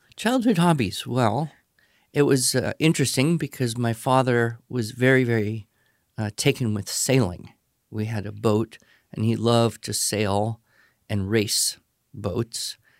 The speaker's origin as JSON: {"language": "English", "town": "Los Angeles", "region": "California", "country": "United States", "tie": "born or raised there", "said": "I was born and grew up in Southern California, uh, the Los Angeles area"}